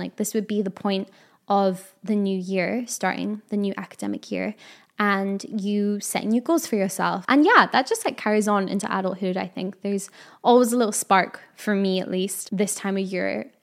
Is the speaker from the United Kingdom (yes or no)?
yes; United Kingdom; I am a Brit, so it is autumn